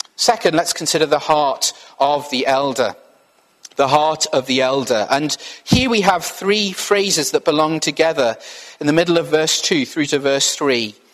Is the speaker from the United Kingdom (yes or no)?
yes; Wales, United Kingdom; I'm from Wales